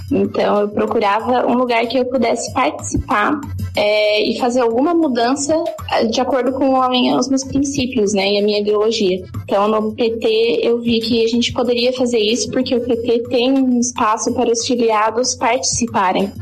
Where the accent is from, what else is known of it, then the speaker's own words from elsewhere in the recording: Brusque, Santa Catarina, Brazil; eu sou de Brusque, em Santa Catarina